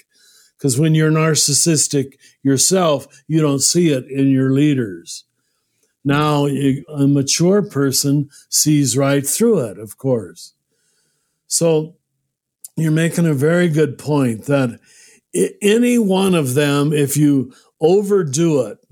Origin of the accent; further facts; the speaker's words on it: United States; I'm glad I'm American, but I taught in too many countries to think America is the center of the world, as most of us are taught when we grow up in this country